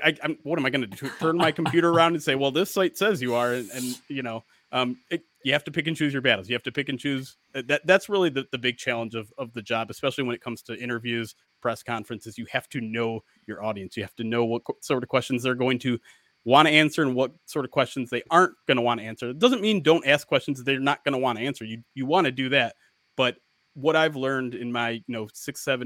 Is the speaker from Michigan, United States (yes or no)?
yes; Michigan, United States; I grew up in Michigan